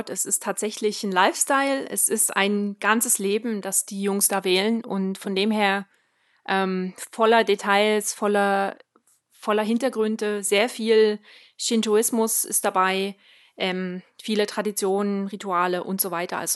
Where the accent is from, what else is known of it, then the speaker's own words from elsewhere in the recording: Switzerland; ich komme aus der Schweiz.